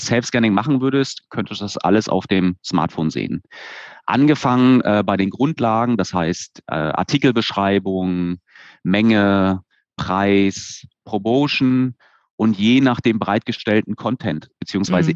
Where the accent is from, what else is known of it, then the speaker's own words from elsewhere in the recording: Stralsund, Mecklenburg-Vorpommern, Germany; Also ich bin in Stralsund geboren und aufgewachsen.